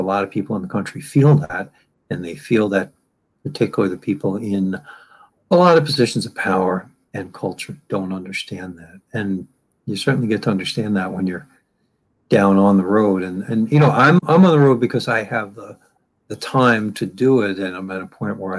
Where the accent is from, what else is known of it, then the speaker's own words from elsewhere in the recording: New York City, New York, United States; I grew up in New York with a lot of the different addiction epidemics that the city's gone through